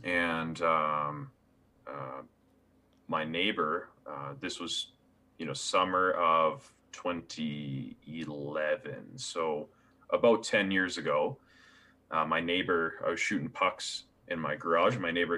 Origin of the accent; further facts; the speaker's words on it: Kitchener, Ontario, Canada; So yeah, I was born in the Kitchener-Waterloo area. And that's where I grew up in you know, that southern Toronto area.